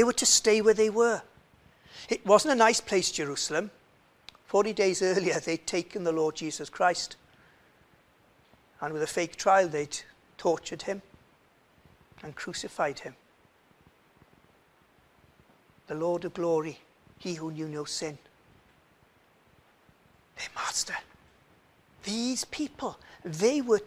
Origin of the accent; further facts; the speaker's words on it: Swansea, Wales, United Kingdom; moved away as an adult; now in Cardiff, United Kingdom; I'm from Swansea.